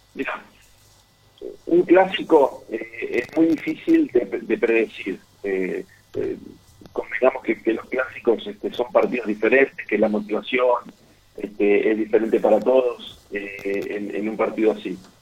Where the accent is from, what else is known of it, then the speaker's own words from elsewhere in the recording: San Nicolás de los Arroyos, Buenos Aires Province, Argentina; also born or lived in Entre Ríos; yo, nací en San Nicolás porque mis, padres trabajaban ahí, eh, mi familia es de Entre Ríos